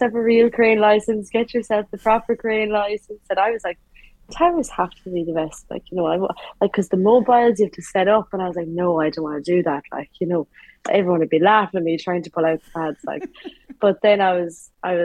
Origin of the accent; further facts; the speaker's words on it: Galway, Connacht, Ireland; moved away as an adult; now in Dublin, Ireland; Was born and raised in Galway, in the west of Ireland